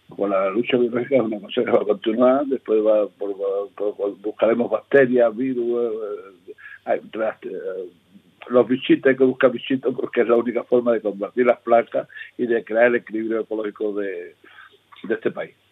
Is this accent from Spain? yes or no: yes; Seville, Andalusia, Spain; accent: sevillano; moved away as an adult; also born or lived in Almería; now in El Ejido, Spain; yo me crié allí